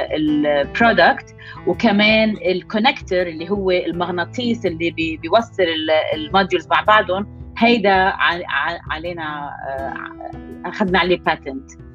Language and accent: Arabic; Lebanon; moved away as an adult; also born or lived in Boston, United States; now in New York, United States; أنا لبنانية الأصل بس عايشة بنيويورك صار لي هلأ تقريبا 17 سنة آه، آه، كبرت بلبنان